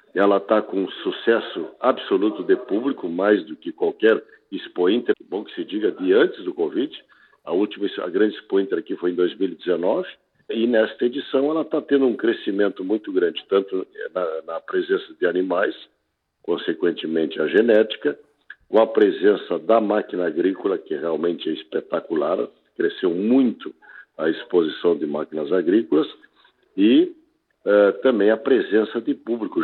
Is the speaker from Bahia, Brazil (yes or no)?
no; Rio Grande do Sul, Brazil